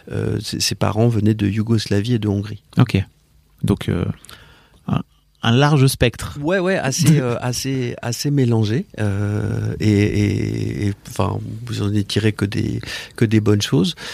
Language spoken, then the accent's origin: French; Paris, Île-de-France, France; Je suis né à Paris. Euh, j'ai vécu dans une famille euh, parisienne avec des parents euh, étrangers.